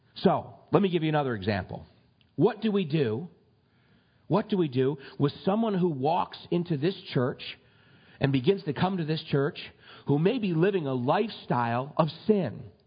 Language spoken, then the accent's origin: English; United States; we're American citizens